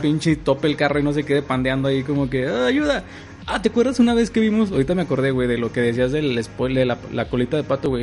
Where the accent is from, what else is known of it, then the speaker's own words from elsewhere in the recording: Durango, Mexico; en mi tierra, güey, Durango